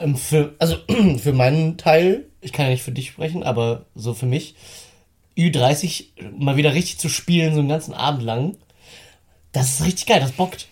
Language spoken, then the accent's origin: German; Northern Germany, Germany; bei uns im Norden